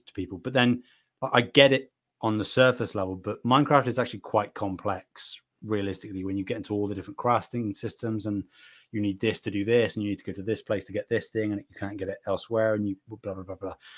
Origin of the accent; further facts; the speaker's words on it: United Kingdom; I'm from Britain